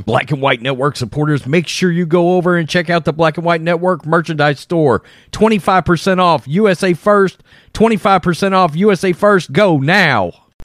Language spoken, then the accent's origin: English; Texas, United States; I'm a redneck from Texas